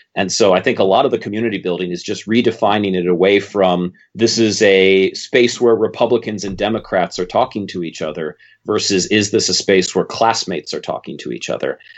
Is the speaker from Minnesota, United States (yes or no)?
yes; Minnesota, United States; I'm Minnesotan